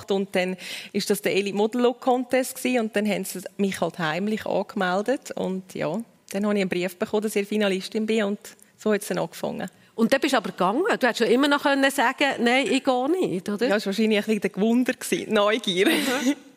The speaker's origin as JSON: {"language": "German", "region": "Uri", "country": "Switzerland", "tie": "born or raised there", "said": "aber ich bin da im Kanton Uri aufgewachsen, man hat noch nicht so die, die, die Shows von der Heidi Klum und Germany's Next Topmodel."}